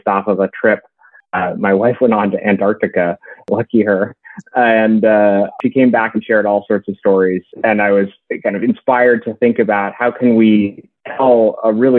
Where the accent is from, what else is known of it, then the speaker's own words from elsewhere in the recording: New Hampshire, United States; moved away as an adult; now in Washington, D.C., United States; I grew up in New Hampshire and a family of educators